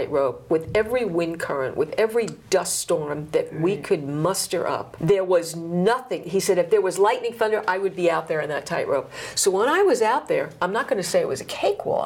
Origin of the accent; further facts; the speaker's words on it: New York City, New York, United States; I'm from the Bronx